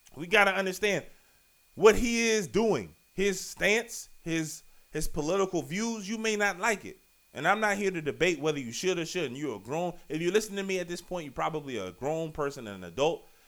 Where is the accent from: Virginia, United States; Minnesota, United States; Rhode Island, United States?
Virginia, United States; Richmond; I am from Virginia, you know, Southside Richmond, Virginia, to be exact